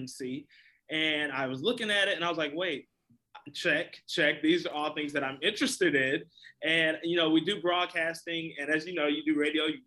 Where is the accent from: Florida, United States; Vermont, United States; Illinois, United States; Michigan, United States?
Illinois, United States; the South Suburbs of Chicago; I grew up in the South Suburbs